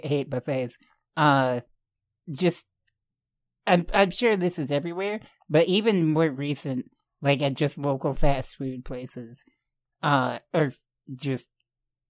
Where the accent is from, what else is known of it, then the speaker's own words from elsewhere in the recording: Rockford, Illinois, United States; That whole documentary is filmed here in my hometown.